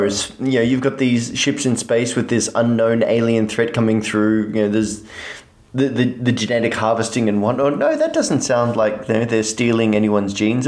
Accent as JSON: {"language": "English", "country": "Australia", "said": "I'm Australian and we're considered to be British Texans"}